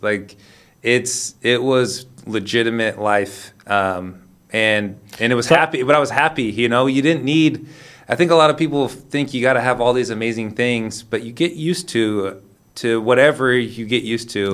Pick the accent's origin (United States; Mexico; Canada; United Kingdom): United States; Sacramento, California; moved away; also born or lived in Lisbon, Portugal; I'm from Sacramento, California